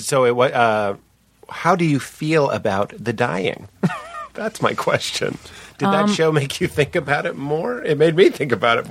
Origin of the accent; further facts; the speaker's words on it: Boston, Massachusetts, United States; now in Los Angeles, United States; I'm from, like it's at Boston where we had winter and all that sort of stuff.